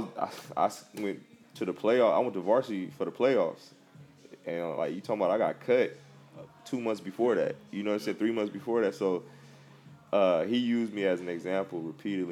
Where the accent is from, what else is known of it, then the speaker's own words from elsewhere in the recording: Compton, California, United States; I'm from Compton, and my grandma had foster kids and adopted kids